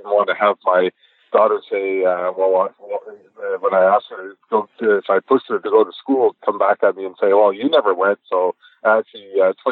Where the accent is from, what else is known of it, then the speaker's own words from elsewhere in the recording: Ottawa, Ontario, Canada; also born or lived in Paris, France / Brooklyn, New York; I grew up in Ottawa